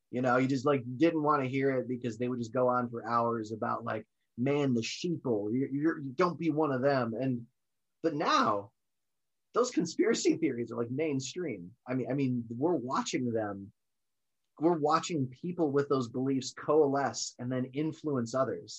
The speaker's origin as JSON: {"language": "English", "country": "United States", "said": "as American citizens"}